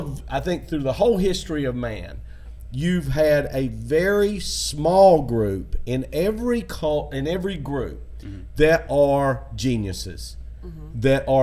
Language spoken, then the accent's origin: English; Tennessee, United States; now in Florida, United States; my body reacted to Florida because I came from Tennessee.